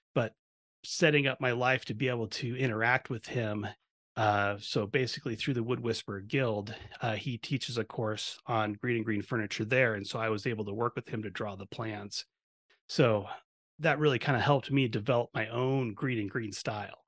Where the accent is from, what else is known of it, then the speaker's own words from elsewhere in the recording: Eugene, Oregon, United States; when I was a kid, I grew up in Eugene, Oregon